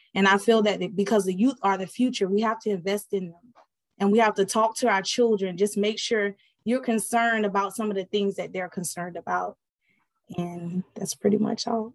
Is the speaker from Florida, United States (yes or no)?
yes; Miami, Florida, United States; also born or lived in Fort Bragg, North Carolina; I was born actually in Fort Bragg, North Carolina, raised in Miami, Florida.